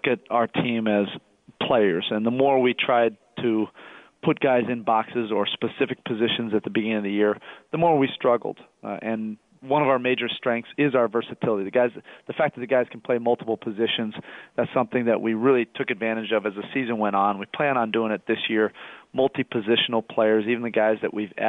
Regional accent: Oregon, United States; growing up in Oregon

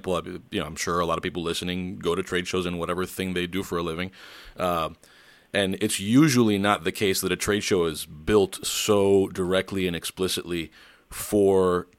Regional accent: Miami, Florida, United States; moved away; also born or lived in Wisconsin / Missouri; I'm from Miami originally, but I was in Wisconsin for a few years. And then before that I was in Missouri for 4 years.

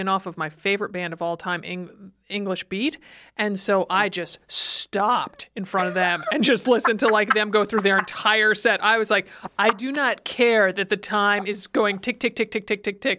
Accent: Stamford, Connecticut, United States; moved away; I grew up in Stamford

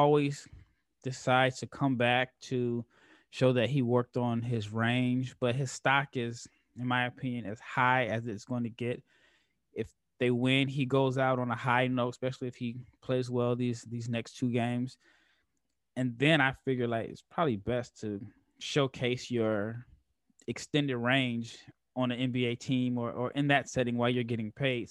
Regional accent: Omaha, Nebraska, United States; moved away; I'm from Omaha

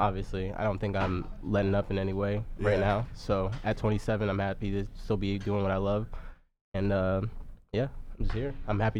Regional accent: Tampa, Florida, United States; moved away as an adult; also born or lived in Clearwater, Florida / Orlando, Florida; now in Dallas, United States; it wasn't easy to move, I'll be honest with you, because family and everything. I've been in Florida my whole life. I'm originally from Tampa, Florida, or Clearwater, Florida.

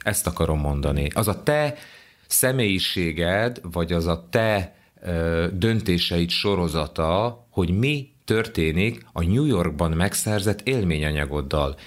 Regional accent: Hungary; Gyoszó Jungaró, vagyis hogy magyar vagyok

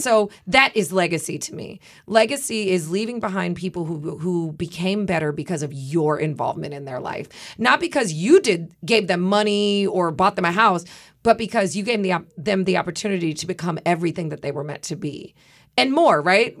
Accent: Midwest, United States; I'm from the Midwest

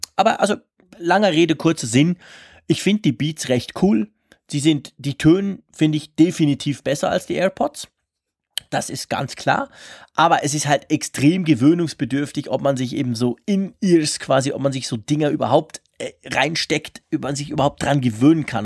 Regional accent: Switzerland; bei uns in der Schweiz

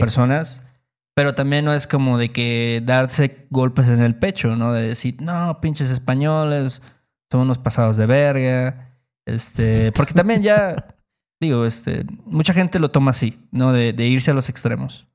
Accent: Mexico; nosotros como mexicanos

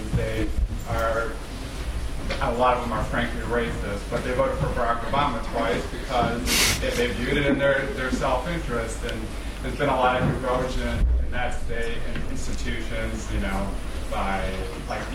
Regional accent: Michigan, United States; moved away; I'm from Michigan in the U.S. as well

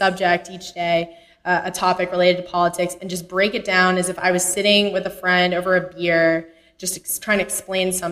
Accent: Texas, United States; moved away as an adult; also born or lived in Connecticut; I actually grew up in Texas

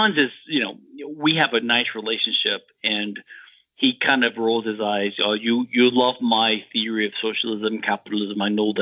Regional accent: Louisiana, United States; moved away as an adult; also born or lived in Houston, Texas / Philadelphia, Pennsylvania; I'm from Louisiana.

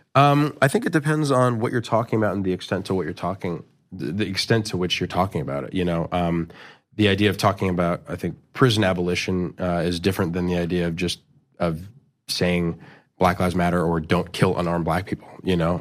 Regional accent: New York City, New York, United States; I grew up in, in New York City in, uh, in Chelsea.

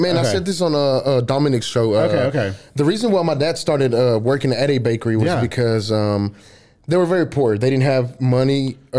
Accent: Waco, Texas, United States; also born or lived in San Luis Potosí, Mexico; Mm-hmm. I grew up here in Waco. I'm not from the States. I was born in a small town called San Luis, and that's in Mexico.

